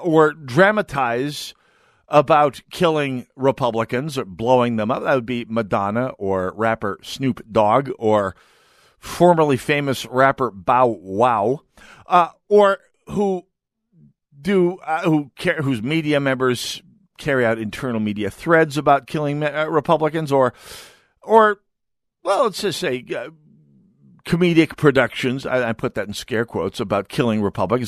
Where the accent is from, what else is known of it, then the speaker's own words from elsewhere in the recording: North Dakota, United States; now in Minnesota, United States; I'm, I'm from North Dakota